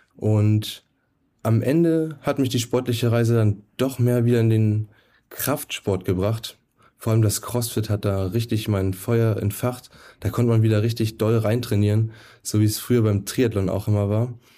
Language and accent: German; Brandenburg, Germany; moved away; also born or lived in Nuremberg; in Brandenburg, wo ich herkomme.